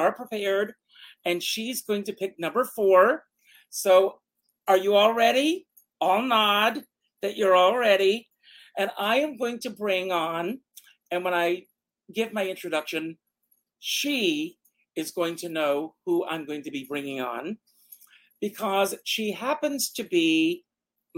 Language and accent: English; Myrtle Beach, South Carolina, United States; I grew up in South Carolina. Some of you already know this, Myrtle Beach, South Carolina